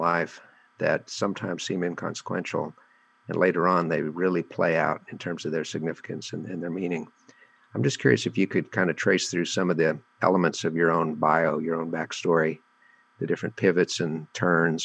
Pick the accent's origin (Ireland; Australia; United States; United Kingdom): United States; Nashville, Tennessee; my hometown of Nashville